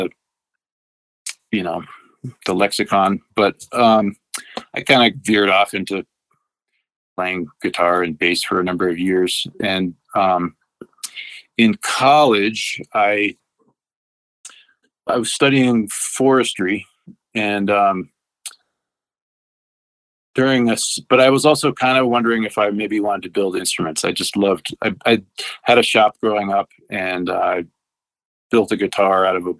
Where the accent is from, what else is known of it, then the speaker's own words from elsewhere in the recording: outside of Boston, Massachusetts, United States; moved away; I did grow up back east in outside of Boston